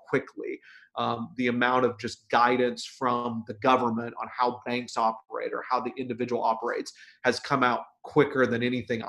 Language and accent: English; Oregon, United States; I'm from Oregon